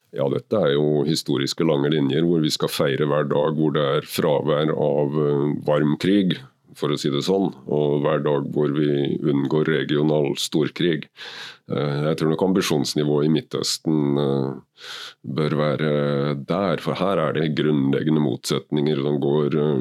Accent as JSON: {"language": "Norwegian", "town": "Kragerø", "region": "Telemark", "country": "Norway", "tie": "born or raised there", "said": "født og oppvokst i Kragerø med trebåter og seiling"}